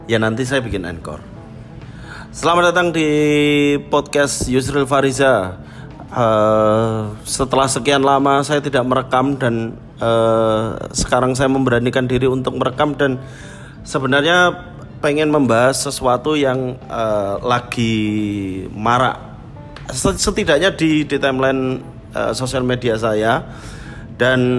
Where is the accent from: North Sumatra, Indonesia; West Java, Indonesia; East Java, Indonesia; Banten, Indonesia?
East Java, Indonesia; Karena aku sendiri waktu aku kan kecil memang di Jawa Timur